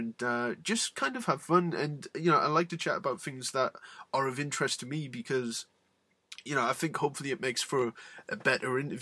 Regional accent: Newcastle upon Tyne, North East England, United Kingdom; I'm from Newcastle, which is where Neville is from

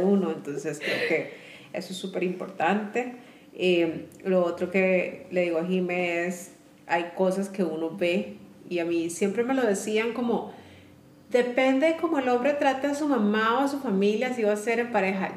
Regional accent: Costa Rica; somos de Costa Rica

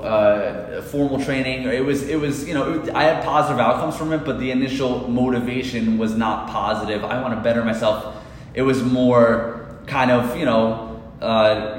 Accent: Queens to Long Island, New York, United States; we moved from Queens to Long Island. So I used to live in Queens and we used to walk everywhere

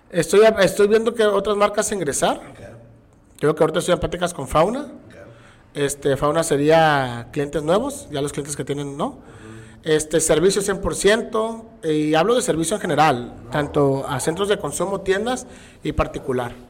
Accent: Tabasco, Mexico; accent: Tabasqueño; now in Tijuana, Mexico; lo que sí intenté, no al 100%, pero cambiar mi acento tabasqueño.

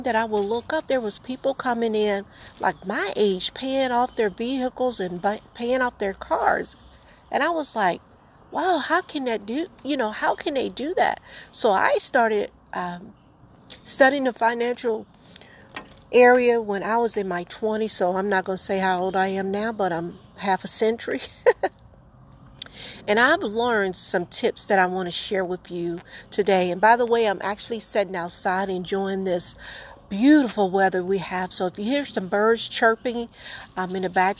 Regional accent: the South, United States; I'm from the South.

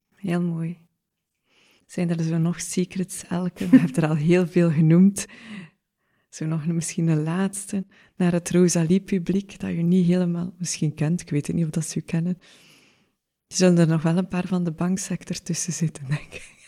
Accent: Oosterzele, Flanders, Belgium; we hebben op dezelfde school gezeten in Oosterzeelen

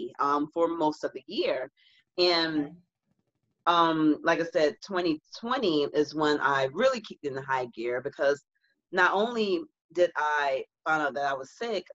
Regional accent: the South, United States; I'm from the South

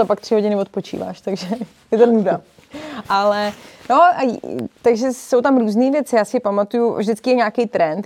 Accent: Prague, Czechia; also born or lived in Rokytnice nad Jizerou / Berlin; já jsem sice z Prahy, ale máme chalupu v Rokitnici na Dizeru, kde jsme trávili veškerý volný čas

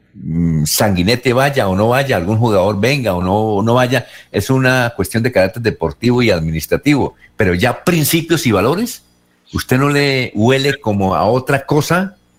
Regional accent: Barichara, Santander, Colombia; en mi tierra barichara

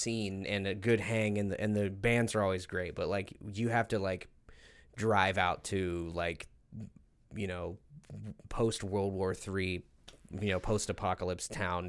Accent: Ohio, United States; moved away; I'm from Ohio.

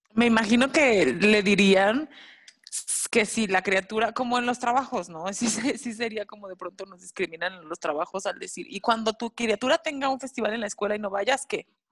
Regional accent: Mexico; nuestro México

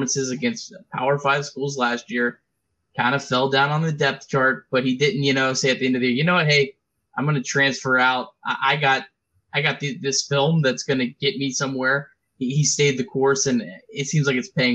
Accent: Cincinnati, Ohio, United States; I'm from Cincinnati

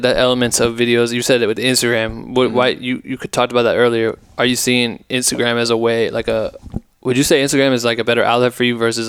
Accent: Ohio, United States; fuck, I'm from Ohio.

